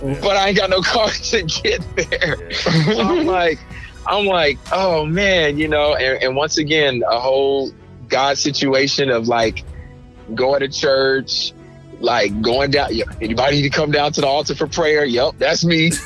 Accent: Raytown, Missouri, United States; also born or lived in Kaiserslautern, Germany; came to the states and did most of my growing up in Raytown, Missouri, which is a suburb of Kansas City, Missouri

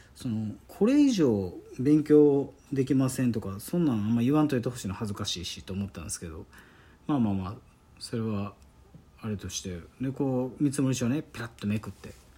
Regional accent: Osaka, Japan; accent: Kansai dialect; もう大阪出身ですから

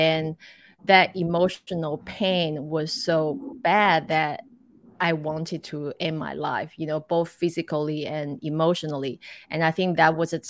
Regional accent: Taiwan; moved away as an adult; also born or lived in Cleveland, United States / Hawaii, United States / Macau / Dubai; I grew up in Taiwan, but then I studied in America

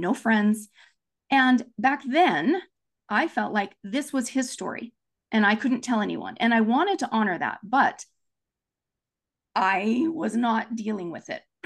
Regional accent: Provo, Utah, United States; also born or lived in Japan; now in Orem, United States; I grew up in Provo, Utah, Happy Valley, U S A.

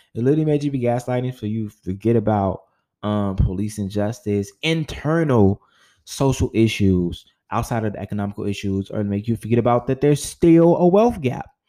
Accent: United States; the country that I, I, live in, the country that I was born in, which is North America

